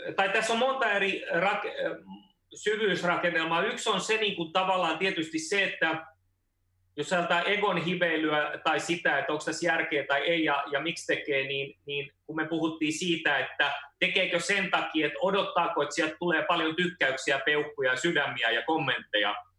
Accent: Finland; mä oon syntynyt Suomessa

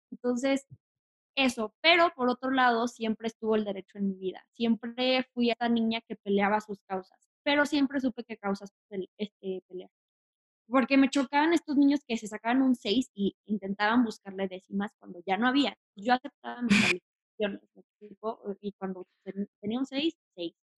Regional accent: Mexico City, Mexico; also born or lived in Tijuana; soy de Tijuana, pero me vine aquí a Ciudad de México, entonces se puede decir que soy más de acá desde como los tres años

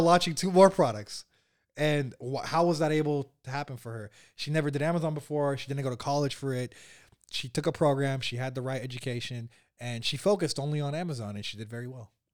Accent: Bay Area, California, United States; I was born and raised here in the Bay Area where we're at right now.

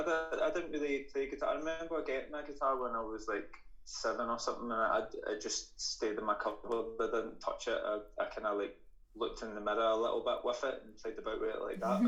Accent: Paisley, Scotland, United Kingdom; now in Glasgow, United Kingdom; And I'm originally from Paisley, a singer-songwriter based in Glasgow.

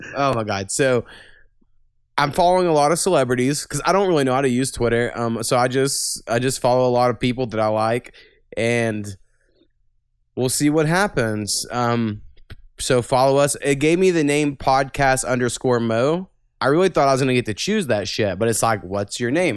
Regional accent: Jefferson County, Oklahoma, United States; we're from Jeffco, Jefferson County

